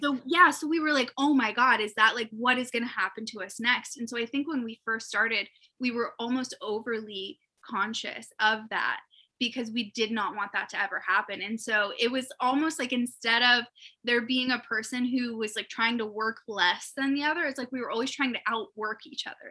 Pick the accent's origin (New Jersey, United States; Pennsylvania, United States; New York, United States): Pennsylvania, United States; Erie; we're both from Erie, Pennsylvania, which is in the United States